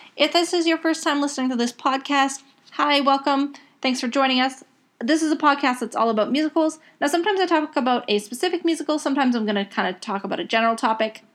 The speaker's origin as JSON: {"language": "English", "country": "Canada", "also_born_or_lived": "Edmonton / Dublin, Ireland", "said": "I'm not American, I'm Canadian"}